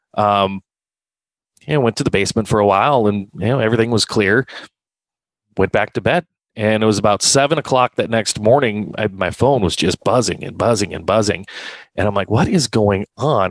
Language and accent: English; Hartford, South Dakota, United States; I grew up in Hartford. Um, that was my my hometown